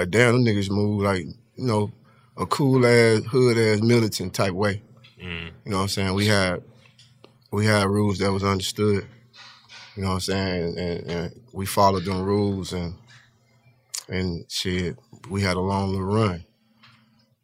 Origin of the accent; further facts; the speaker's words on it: St. Louis, Missouri, United States; growing up in St. Louis in the area where motherfuckers die every other day